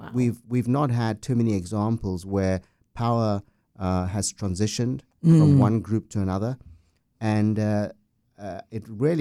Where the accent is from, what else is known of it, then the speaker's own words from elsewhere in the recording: South Africa; Well, you know, South Africa is an amazing country. We have great weather throughout the year.